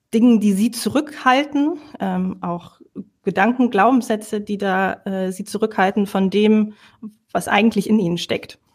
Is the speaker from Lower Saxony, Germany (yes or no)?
yes; Lower Saxony, Germany; also born or lived in Netherlands; now in Rhineland, Germany; eigentlich gebürtige Niedersächsin